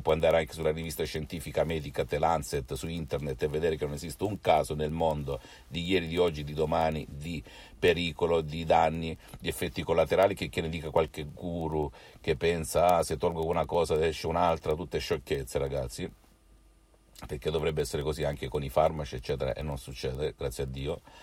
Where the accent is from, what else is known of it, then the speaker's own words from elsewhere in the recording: Salento, Apulia, Italy; io sono italiano, sono salentino